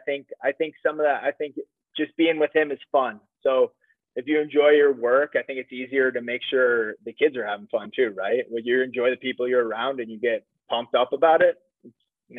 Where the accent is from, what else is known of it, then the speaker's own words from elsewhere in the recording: Waverly, Iowa, United States; moved away as an adult; also born or lived in Pennsylvania; I grew up in Iowa.